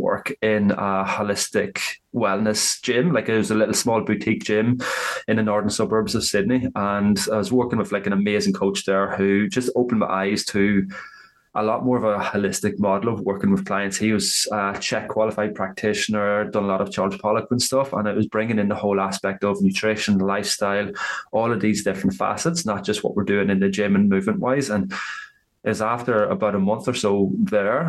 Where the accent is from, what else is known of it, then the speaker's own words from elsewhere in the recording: Ireland; accent: Irish; moved away as an adult; now in Australia; I am from Ireland, obviously, with the accent. So I've been living over in Australia for the last 11 and a half years